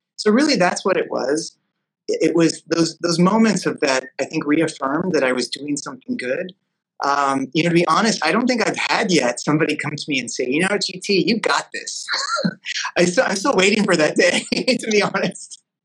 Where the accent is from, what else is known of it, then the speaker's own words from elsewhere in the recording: Los Angeles, California, United States; growing up in Los Angeles